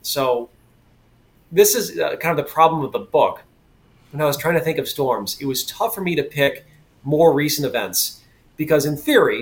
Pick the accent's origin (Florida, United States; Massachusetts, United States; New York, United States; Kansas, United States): Massachusetts, United States; Western; also born or lived in Connecticut; now in Boston, United States; growing up in Western Mass in Connecticut